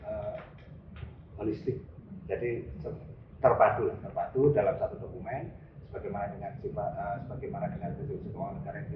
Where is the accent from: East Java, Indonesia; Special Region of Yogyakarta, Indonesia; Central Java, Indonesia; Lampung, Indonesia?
Special Region of Yogyakarta, Indonesia; Gunungkidul; born there; lahir di Gunung Kidul